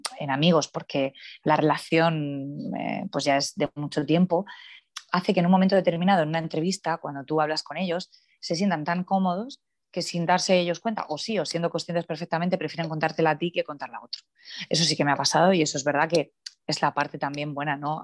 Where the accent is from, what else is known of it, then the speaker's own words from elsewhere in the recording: Cartagena, Region of Murcia, Spain; es verdad que yo nací allí, soy cartagenera